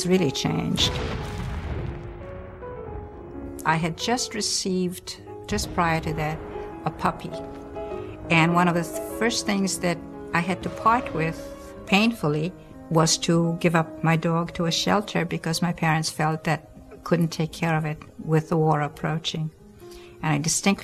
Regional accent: Krakow, Lesser Poland, Poland; moved away; I was born in Krakow, Poland

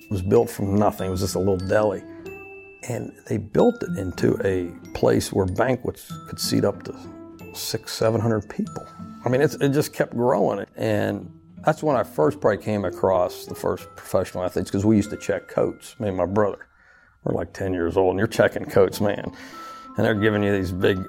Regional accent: Uniontown, Pennsylvania, United States; now in Louisiana, United States; here I am from Uniontown, Pennsylvania.

